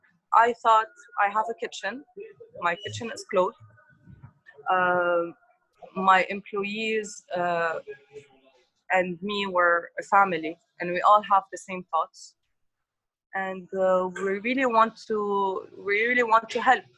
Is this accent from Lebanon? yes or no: yes; Tripoli, North Governorate, Lebanon; I'm from Tripoli.